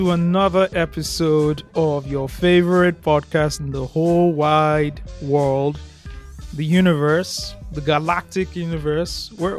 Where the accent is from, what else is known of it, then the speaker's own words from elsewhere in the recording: Nigeria; growing up in Ikwaja, right, it was very rural.